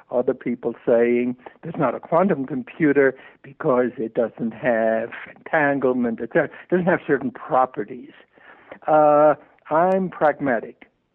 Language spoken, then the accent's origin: English; New York, United States; I grew up in New York